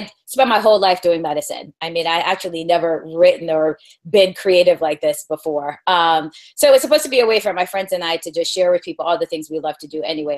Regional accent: East Coast, United States; I am from the East Coast

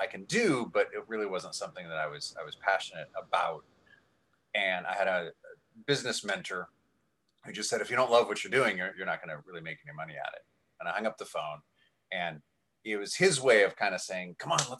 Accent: Canada; now in Vancouver, Canada; Been in Vancouver for 6.5 years now. I'm Canadian

